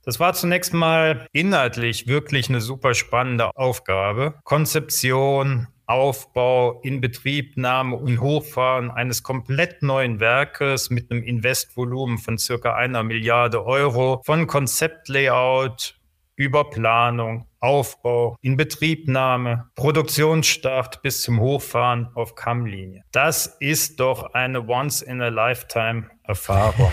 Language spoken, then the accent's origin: German; Trier, Rhineland-Palatinate, Germany; moved away; also born or lived in Aachen / Bavaria; Geboren in Trier, Rheinland-Pfalz, kein waschechter Bayer, wie man sicherlich hört.